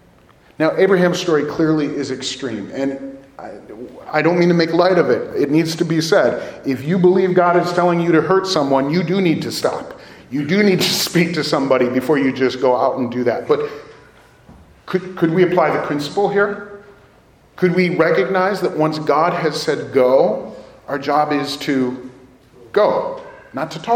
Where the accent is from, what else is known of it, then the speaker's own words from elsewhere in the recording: Downers Grove, Illinois, United States; my family, we're from Downers Grove.